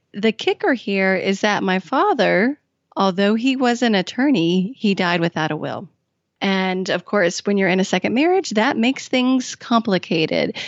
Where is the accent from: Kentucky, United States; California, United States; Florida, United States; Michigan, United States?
Kentucky, United States; also born or lived in Washington, D.C.; I had been living in Washington, D C and moved back home to my home state of Kentucky